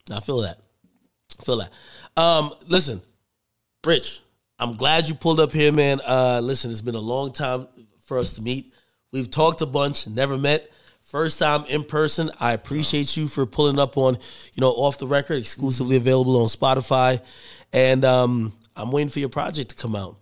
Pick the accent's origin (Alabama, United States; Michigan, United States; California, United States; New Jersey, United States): New Jersey, United States; I'm from Jersey